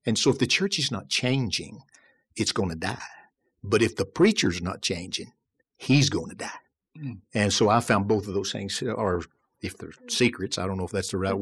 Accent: Pisgah, Alabama, United States; also born or lived in Detroit, Michigan; as a second grader, we moved back to rural Northeast Alabama, which was home for both of them and was then for me a little town called Pisgah, Alabama. And so I grew up there.

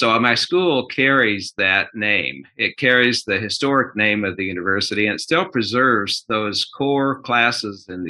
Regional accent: Girard, Kansas, United States; moved away as an adult; also born or lived in Omaha, Nebraska / Michigan; now in Birmingham, United States; I grew up in southeast Kansas, a little town called Girard, which is about 100 miles south of Kansas City

